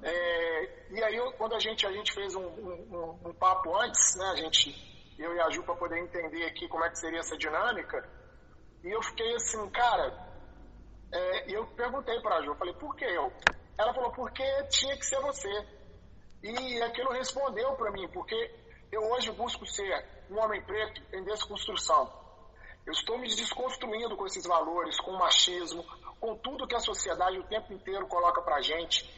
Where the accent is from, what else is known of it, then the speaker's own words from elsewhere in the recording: Belo Horizonte, Minas Gerais, Brazil; moved away as an adult; now in Rio de Janeiro, Brazil; eu sou de BH